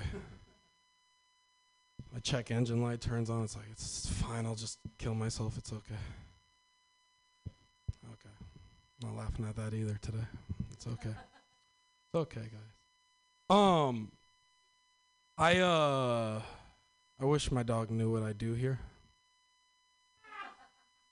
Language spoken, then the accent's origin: English; Northern California, United States; I'm from Northern California.